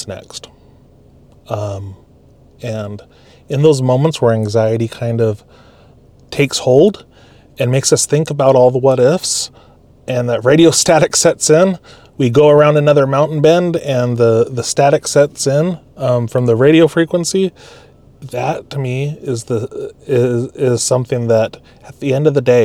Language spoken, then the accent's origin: English; Alaska, United States; moved away; also born or lived in California / Utah; I grew up in Alaska, spent a little bit of time in California, finished a college degree in Utah